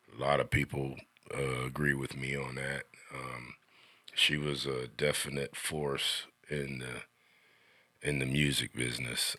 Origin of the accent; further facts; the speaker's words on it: Xenia, Ohio, United States; now in Sidney, Ohio, United States; I was born and raised in Xinyi, Ohio